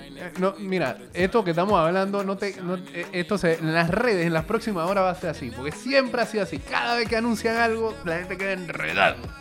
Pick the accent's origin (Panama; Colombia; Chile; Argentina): Panama; yo nací en Panamá